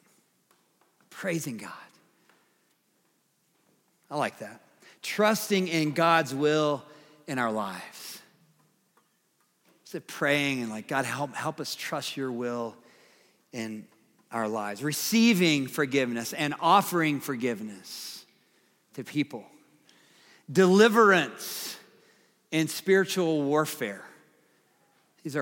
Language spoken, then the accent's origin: English; the South, United States; I'm from the South